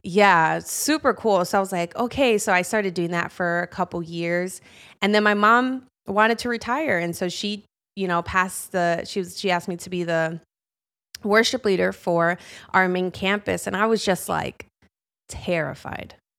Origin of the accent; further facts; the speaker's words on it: Chicago, Illinois, United States; Born and raised in Chicago my whole life